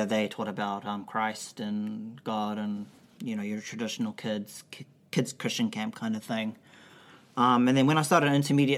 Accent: Auckland, New Zealand; I was born in Auckland, New Zealand.

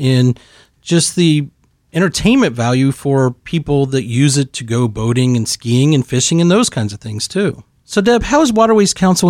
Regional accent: Northwest Ohio, United States; moved away; I'm from Northwest Ohio originally

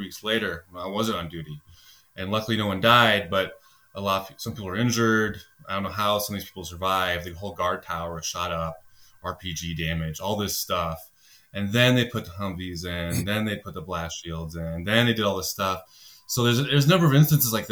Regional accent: Nebraska, United States; moved away as an adult; now in Peruvian Amazon, Peru; I came from from Nebraska, so, you know, cornfields and football

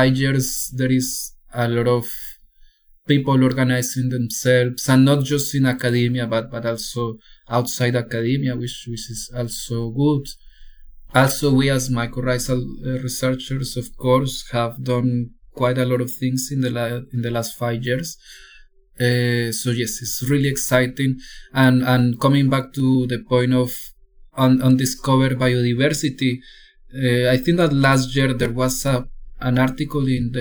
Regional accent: Cauca, Colombia; now in Chile; I was born in Cauca, Colombia, which is like the most violent region of Colombia

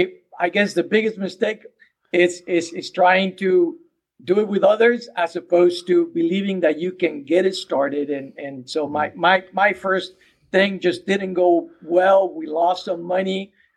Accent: Mexico; English is a second language; now in United States; 30 years ago, I came from Mexico, and I wish I had someone like me helping me to get started.

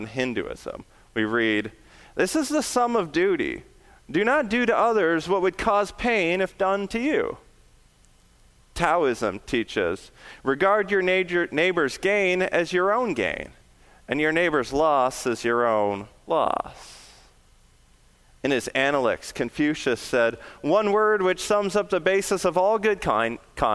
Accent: Western Canada, British Columbia, Canada; Tsleil Waututh Nation, which is just outside my hometown in Western Canada.

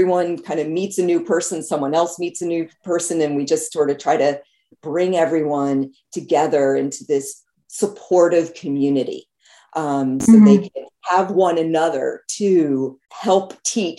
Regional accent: New Jersey, United States; also born or lived in Los Angeles, California / California; now in North Carolina, United States; I was born in LA, in Los Angeles, in the United States, but I grew up in New Jersey

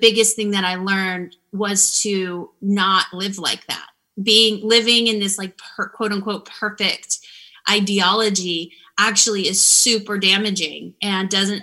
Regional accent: Florida, United States; moved away as an adult; I'm from Florida and I grew up in a small town

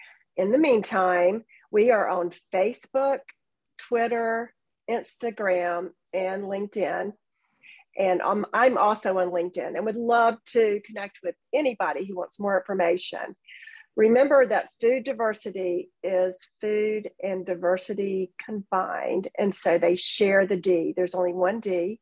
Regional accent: Georgia, United States; I was born and raised in Georgia.

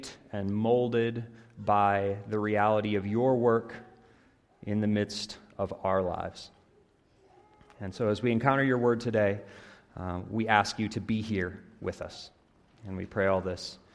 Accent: Iowa, United States; moved away as an adult; also born or lived in Chattanooga, Tennessee; now in St. Paul, United States; I grew up in Iowa

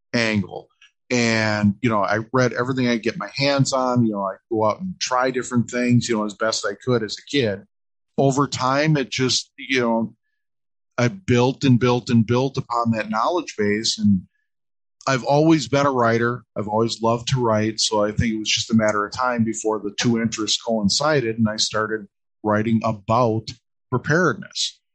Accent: Midwest, United States; I grew up in the Midwest

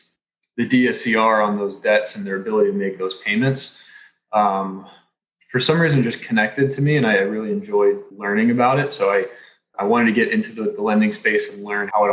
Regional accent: Texas, United States; I grew up in Texas

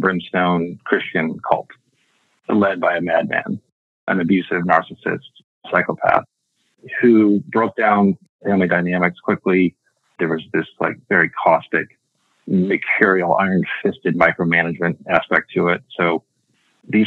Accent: Mankato, Minnesota, United States; moved away as an adult; I was born in Mankato, Minnesota in 1972. I'm one of 9 kids. I'm number 2 of 9. I went to high school in Mankato

